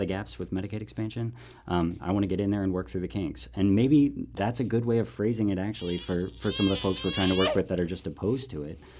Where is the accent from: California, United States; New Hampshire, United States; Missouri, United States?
Missouri, United States; St. Louis; also born or lived in Washington, D.C.; I'm born and raised in Shaw